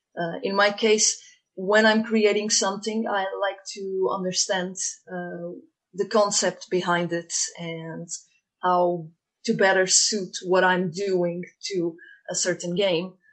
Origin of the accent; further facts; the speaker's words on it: Portugal; moved away as an adult; also born or lived in Dublin, Ireland / Germany / Sweden; now in Galway, Ireland; I was born in Portugal